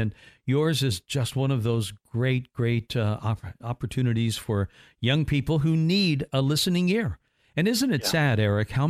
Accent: Evansville, Indiana, United States; moved away; my hometown of Evansville

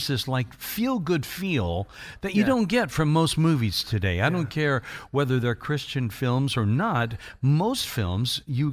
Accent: Indiana, United States; moved away; I was from Indiana

